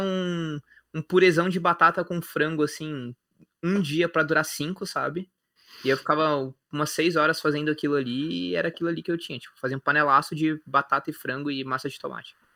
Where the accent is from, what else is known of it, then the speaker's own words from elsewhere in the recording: Osasco, São Paulo, Brazil; moved away as an adult; now in Florianópolis, Brazil; Eu sou de Osasco